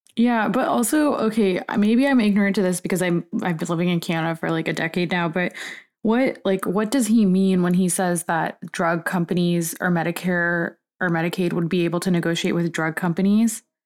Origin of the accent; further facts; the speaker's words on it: Florida, United States; Florida, my home state